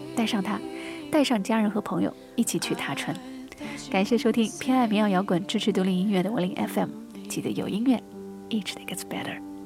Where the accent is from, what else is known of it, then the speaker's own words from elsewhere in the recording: Shanghai, China; moved away; also born or lived in Beijing; 我们上海人叫棉毛裤、棉毛衫啊